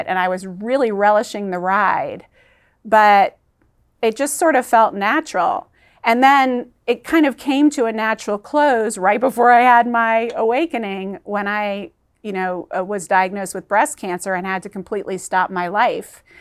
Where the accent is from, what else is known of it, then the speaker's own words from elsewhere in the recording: Georgia, United States; also born or lived in New York City; we moved to South, this little island on the southeast coast of Georgia, which was right on the Bible Belt